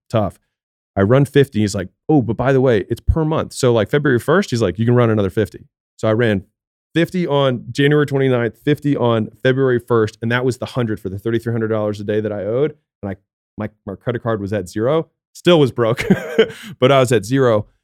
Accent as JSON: {"language": "English", "town": "Baltimore", "region": "Maryland", "country": "United States", "moved": "yes", "said": "I'm from Baltimore"}